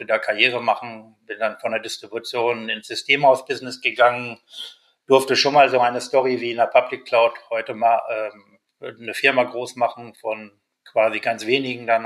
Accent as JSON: {"language": "German", "town": "Hanover", "region": "Lower Saxony", "country": "Germany", "lives_now": "Munich, Germany", "said": "bin bin äh, echter Niedersachse, also sprich Hannoveraner in München. Heute lebe ich in München"}